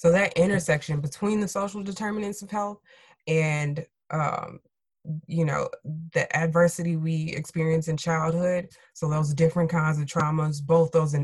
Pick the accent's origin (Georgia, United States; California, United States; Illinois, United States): Illinois, United States; Chicago; I'm from Chicago